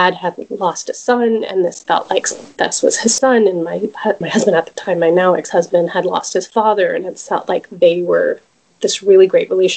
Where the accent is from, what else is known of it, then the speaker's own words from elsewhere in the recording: Dallas, Texas, United States; moved away as an adult; also born or lived in California; I am originally from Dallas and raised here